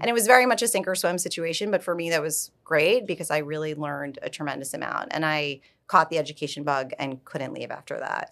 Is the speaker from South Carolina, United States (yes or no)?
no; New York, United States; moved away as an adult; also born or lived in Florida; now in Palm Beach, United States; I'm born and raised in New York, and I very much thought I was a lifelong New Yorker